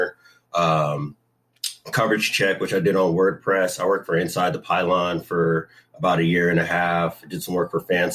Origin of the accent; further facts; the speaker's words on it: San Diego, California, United States; also born or lived in Sacramento; born and raised in San Diego, California. So I'm a Southern California boy